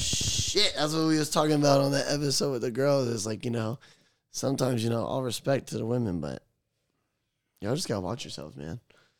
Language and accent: English; Florida, United States; I was born in Florida. I'm finna die in Florida.